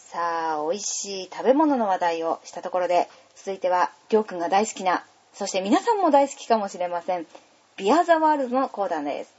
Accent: Takizawa, Iwate, Japan; also born or lived in Morioka; 私はねやっぱり盛岡の生まれで隣の滝沢村の育ち

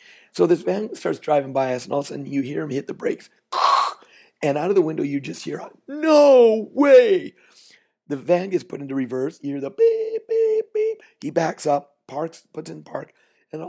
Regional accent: Canada; I'm Canadian

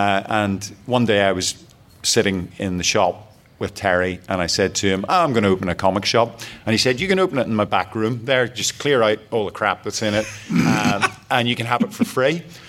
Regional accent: Belfast, Northern Ireland, United Kingdom; I grew up in Belfast in Northern Ireland during the 70s, during the troubles that were going on.

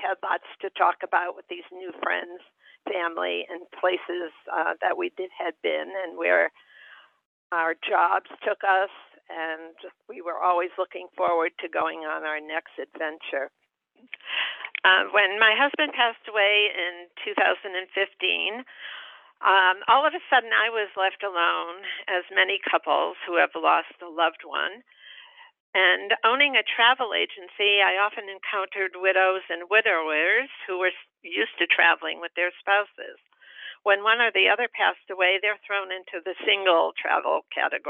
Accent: Connecticut, United States; also born or lived in Vermont; now in Cocoa Beach, United States; I'm originally from Connecticut

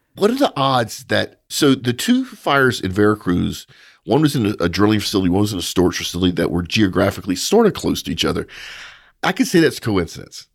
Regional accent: Louisiana, United States; I'm from Louisiana

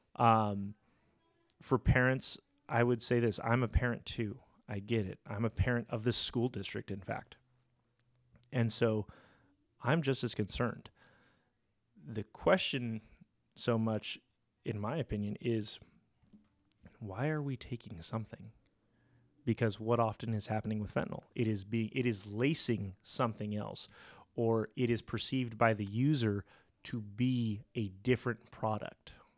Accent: La Mirada, California, United States; I am a local kid. I, I grew up in La Mirada, went to La Mirada High School

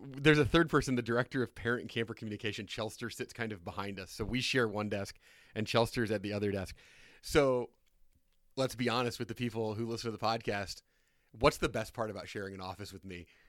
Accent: Indiana, United States; I'm from Indiana

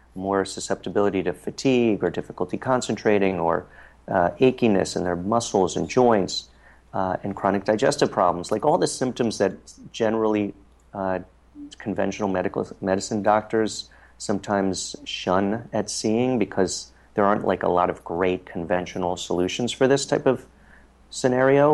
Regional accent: Harrisburg, Pennsylvania, United States; now in New York City, United States; my hometown of Harrisburg, Pennsylvania

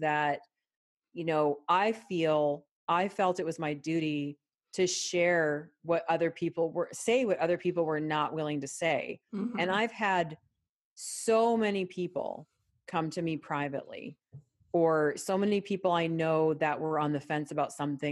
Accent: Canada; now in United States; I'm Canadian born

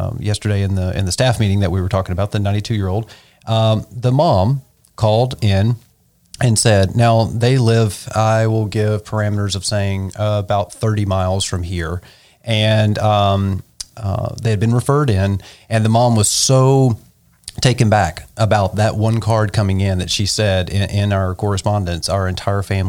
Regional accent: the South, United States; now in Nashville, United States; growing up in the South

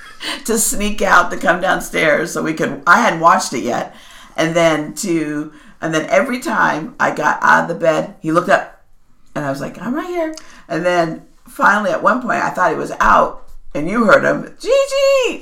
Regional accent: Los Angeles, California, United States; since I was born and raised in the North Hollywood, LA area, that was always told that was Southern California.

